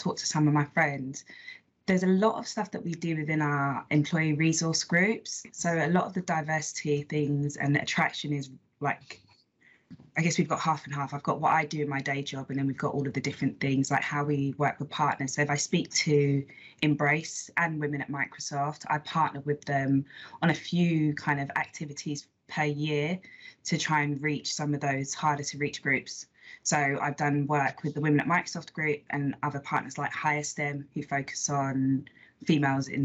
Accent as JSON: {"language": "English", "region": "London", "country": "United Kingdom", "said": "I live in East London now, but I'm actually originally, so I'm from North London, Islington, not the nice bit"}